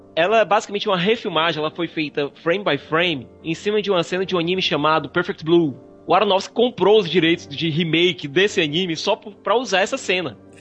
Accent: Brazil; eu sou brasileiro

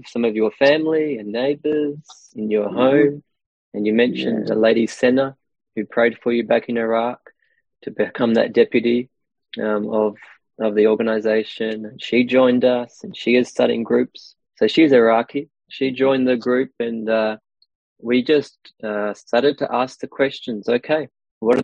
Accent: Australia; I am Aussie.

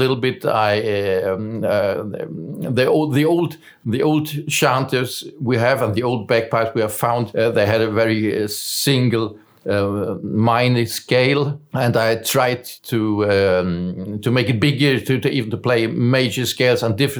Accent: Germany; English is a second language; moved away as an adult; now in Sweden; I was born in Germany, but I came to Sweden in 1988.

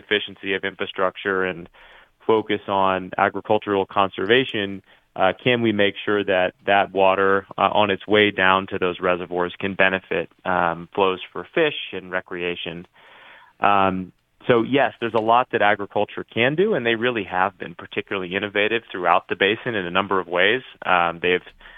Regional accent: Tucson, Arizona, United States; now in Colorado, United States; I'm from Tucson, Arizona

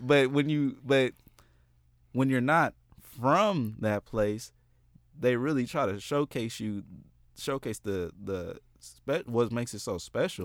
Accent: Oakland, California, United States; also born or lived in Richmond, California; I'm, I'm from Oakland

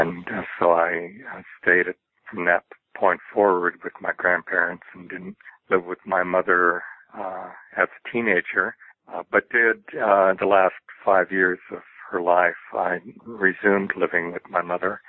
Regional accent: Glendale, California, United States; also born or lived in Pasadena, California; I was raised most of my life in adjacent Glendale, California, and growing up there

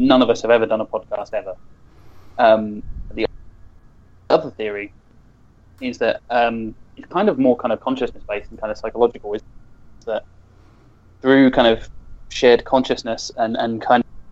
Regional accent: United Kingdom; accent: British; my British accent

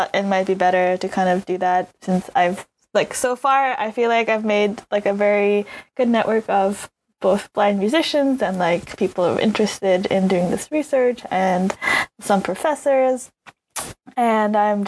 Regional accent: Slovenia; English is a second language; moved away as an adult; also born or lived in New York, United States; now in London, United Kingdom; I'm from Slovenia, which is a country of 2 million people

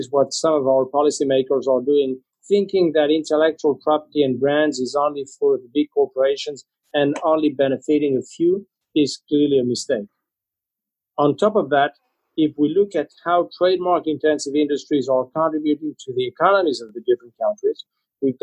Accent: Spain; moved away; I'm originally from Spain

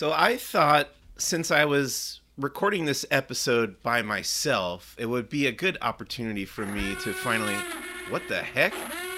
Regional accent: Long Island, New York, United States; now in Burbank, United States; I grew up in the Northeast, Long Island, New York, where it got cold in the winter.

